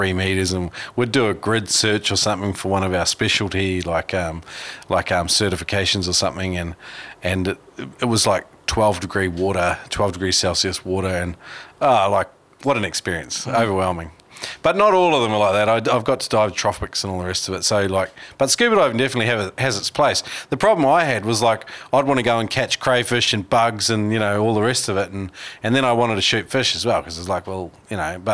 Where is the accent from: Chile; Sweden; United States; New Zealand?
New Zealand; I grew up in New Zealand